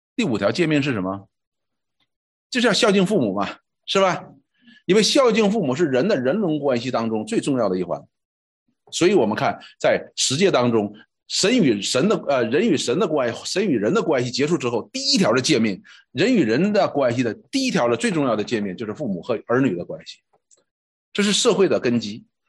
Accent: China; 我们中国人讲哈

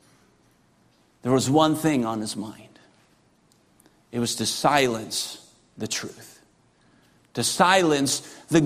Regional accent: Russia; moved away; as a kid growing up in Russia

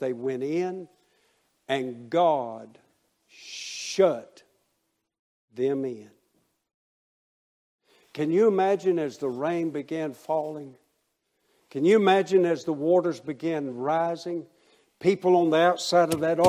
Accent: Waycross, Georgia, United States; My hometown of Waycross, Georgia.

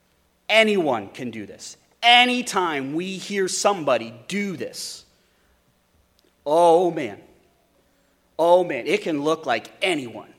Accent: Wyoming, United States; Growing up in Wyoming, there's a lot of sheep

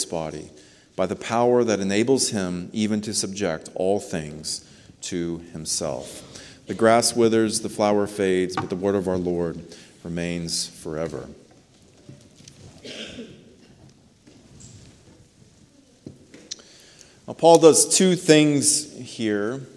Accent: United States; We are American citizens

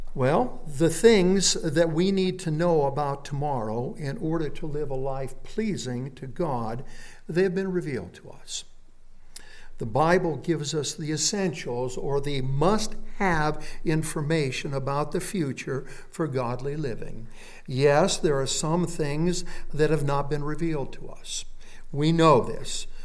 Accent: Phoenix, Arizona, United States; I was born and raised in Phoenix, Arizona, right in the center of the town, and I went to Phoenix West High School.

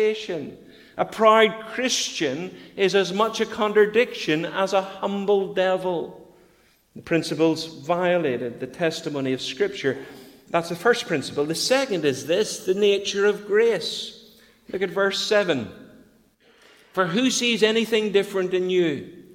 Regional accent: Bangor, Northern Ireland, United Kingdom; moved away; we went to Bangor to take up the pastor than Bethany Baptist, my hometown

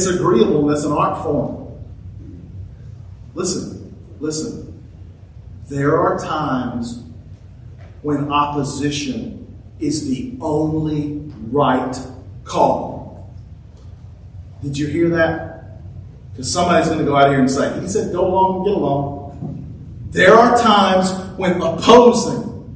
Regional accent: United States; I'm as American as the next guy. I love our country

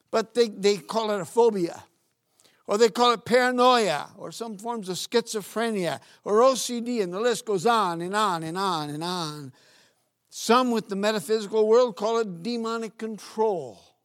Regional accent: Northeast Region, Brazil; now in United States; Growing up in Brazil, I was, in the northeast part of Brazil

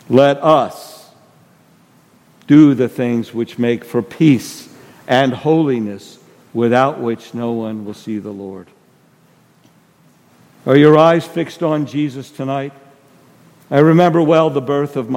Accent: New Jersey, United States; moved away; I'm from New Jersey.

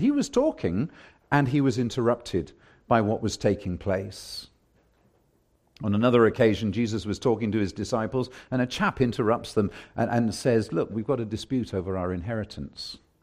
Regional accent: England, United Kingdom; now in Canada; I'm English

